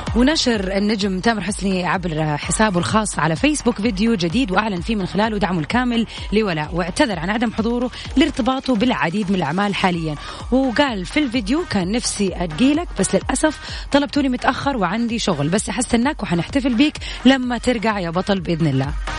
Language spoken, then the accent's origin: Arabic; Jeddah, Makkah Province, Saudi Arabia; عندنا في جدة